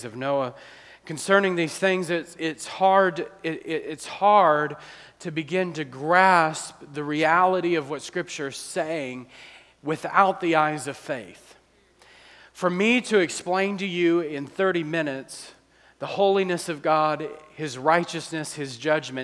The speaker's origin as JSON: {"language": "English", "town": "New Orleans", "region": "Louisiana", "country": "United States", "moved": "yes", "lives_now": "Akron, United States", "said": "we're from New Orleans"}